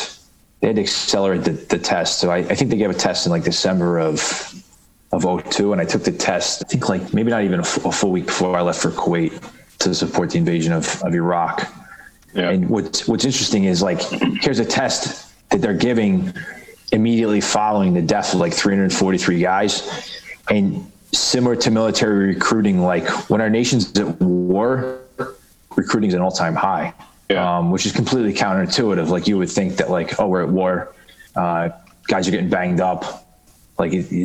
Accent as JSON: {"language": "English", "town": "Baltimore", "region": "Maryland", "country": "United States", "tie": "born or raised there", "also_born_or_lived": "Bronx, New York", "moved": "as an adult", "lives_now": "New York City, United States", "said": "I grew up in Baltimore, or, you know, in kind of like the suburbs"}